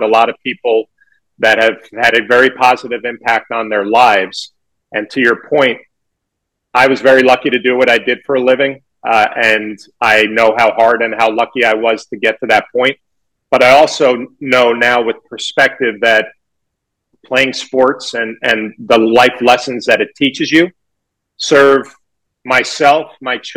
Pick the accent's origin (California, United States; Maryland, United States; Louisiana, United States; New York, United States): New York, United States; growing up in New York